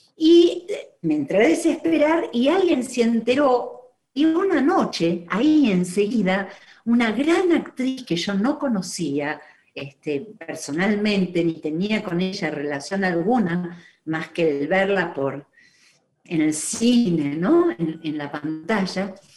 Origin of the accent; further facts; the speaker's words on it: Argentina; yo nací en Argentina, sí. Digo que me quedé en Argentina cuando ellos volvieron